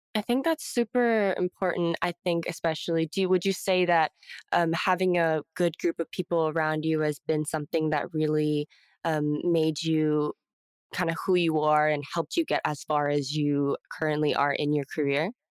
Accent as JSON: {"language": "English", "town": "Houston", "region": "Texas", "country": "United States", "tie": "born or raised there", "said": "born and raised in Houston, Texas"}